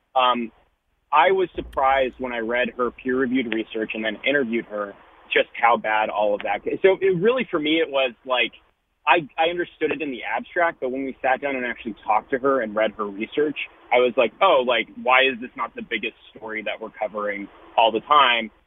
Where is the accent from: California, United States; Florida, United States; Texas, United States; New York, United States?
California, United States; Los Angeles; I grew up in Los Angeles